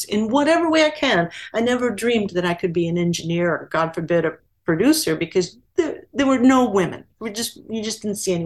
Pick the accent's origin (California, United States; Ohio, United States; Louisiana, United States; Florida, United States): California, United States; Anaheim; I'm from Southern California, mm-hmm. Anaheim, California, to be precise